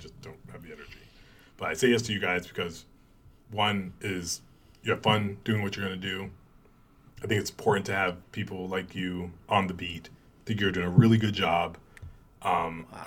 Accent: New York, United States; moved away; I'm like, New York

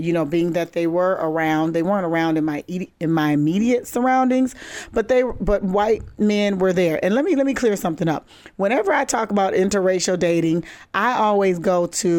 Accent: Minneapolis, Minnesota, United States; I grew up in Minneapolis, Minnesota, North Side.

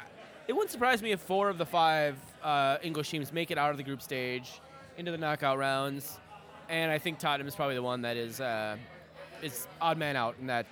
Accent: Minnesota, United States; I'm a Minnesotan, man. I've supported Minnesota teams for my entire life

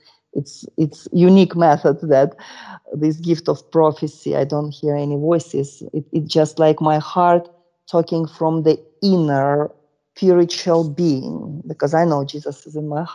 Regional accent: Russia; born or raised there; English is a second language

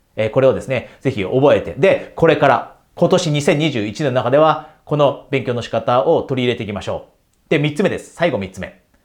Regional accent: Japan; ピュアに100%私は日本人です。で、日本で大学まで出ました

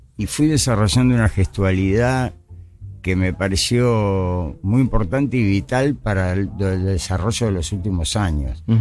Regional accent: Buenos Aires, Argentina; crecí en Parque de los Patricios

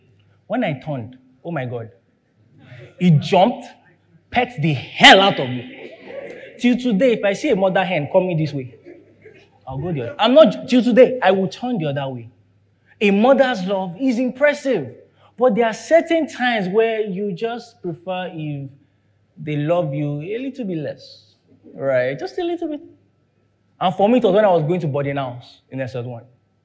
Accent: London, United Kingdom; because I grew up in London, that's why I experienced this.

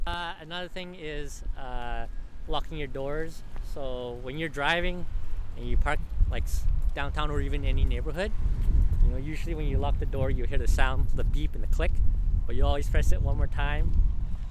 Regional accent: Edmonton, Alberta, Canada; also born or lived in British Columbia; I'm from Edmonton. Born and raised in Edmonton since I was a kid

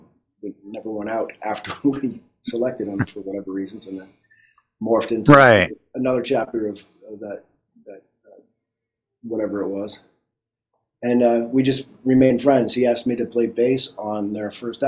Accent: Boston, Massachusetts, United States; I grew up in Boston

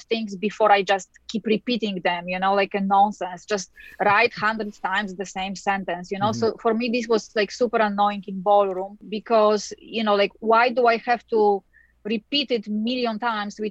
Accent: Poland; now in United States; I was born in Poland, and in Poland, everybody danced ballroom at the time

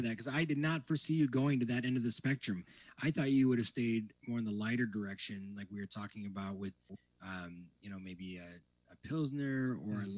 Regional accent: Indiana, United States; moved away; growing up in Indiana

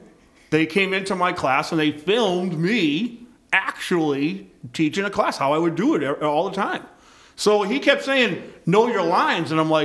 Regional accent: Boston, Massachusetts, United States; I grew up on a farm. I grew up on a farm in South Boston, actually. It was the only one.

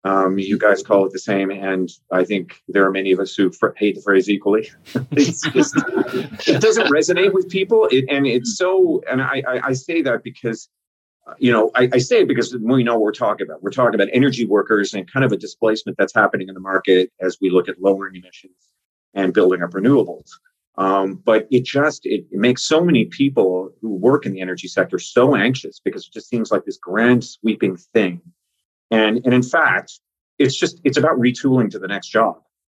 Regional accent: Newfoundland and Labrador, Canada; accent: Newfoundland; But I have a Newfoundland accent. Now, I don't always have it. It's my real accent, I call it. But when I grew up in Labrador, at a base there

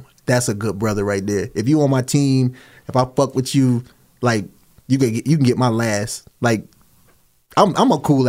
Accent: East Coast, United States; Being from the East Coast

